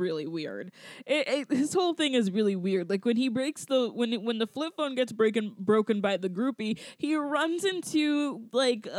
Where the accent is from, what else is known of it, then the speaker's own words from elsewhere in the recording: Georgia, United States; I'm from Georgia.